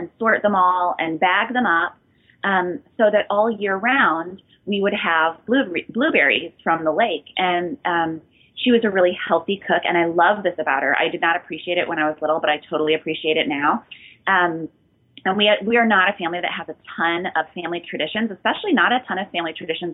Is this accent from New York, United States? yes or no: no; outside Chicago, Illinois, United States; also born or lived in South Haven, Michigan; I grew up outside Chicago in this area